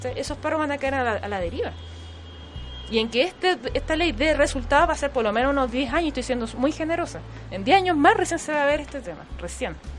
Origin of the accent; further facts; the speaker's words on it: Chile; Nosotros como cultura chilena